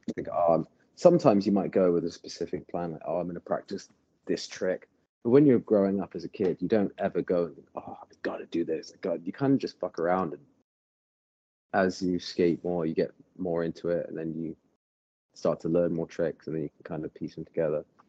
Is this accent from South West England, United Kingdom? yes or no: yes; Bath, South West England, United Kingdom; moved away as an adult; now in Los Angeles, United States; I grew up in Bath, England, and um, moved to California about ten years ago.